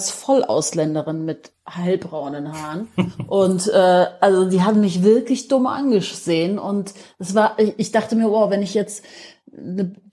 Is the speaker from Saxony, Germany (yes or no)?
no; Munich, Bavaria, Germany; Ich bin ja Münchnerin, ne? Und ähm, bin hier geboren und aufgewachsen, habe ja einen persischen Vater